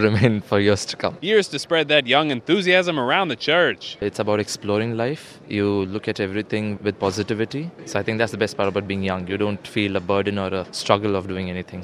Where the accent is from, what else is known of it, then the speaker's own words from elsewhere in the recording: India; I'm from India. I'm 25.